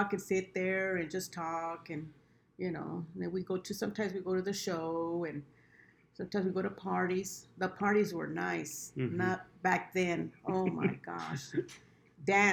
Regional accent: Lamont, California, United States; We grew up in Lamont. There, the small town of Lamont

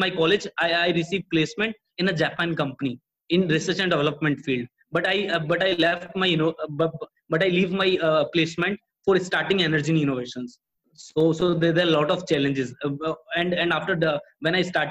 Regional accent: India; also born or lived in Bangalore; I'm one of the Ashoka Young Changemaker from India

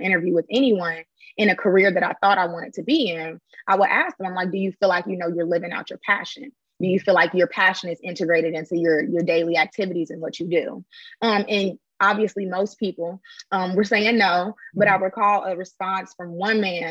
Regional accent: Chicago, Illinois, United States; moved away as an adult; also born or lived in Bloomington, Indiana; now in Atlanta, United States; I am originally from the south side of Chicago. I'm not from Atlanta.

